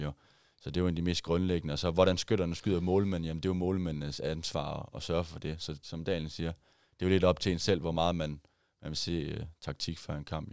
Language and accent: Danish; Voel, Central Denmark Region, Denmark; jeg er oprindeligt fra Vol jo, og ja. har spillet der stort set hele mit liv